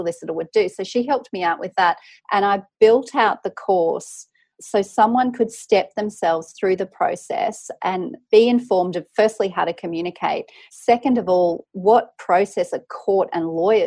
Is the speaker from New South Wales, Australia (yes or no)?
yes; Tamworth, New South Wales, Australia; I grew up in regional Australia. I'm from Tamworth in New South Wales.